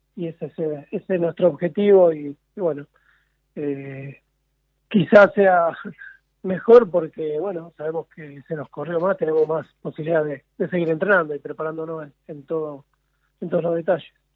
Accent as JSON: {"language": "Spanish", "town": "San Pedro", "region": "Buenos Aires Province", "country": "Argentina", "tie": "born or raised there", "said": "yo nací acá en San Pedro, provincia de Buenos Aires, nací ciego"}